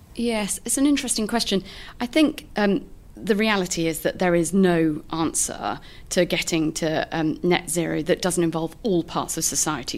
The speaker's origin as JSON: {"language": "English", "country": "United Kingdom", "moved": "as an adult", "lives_now": "Canada", "said": "as a Brit"}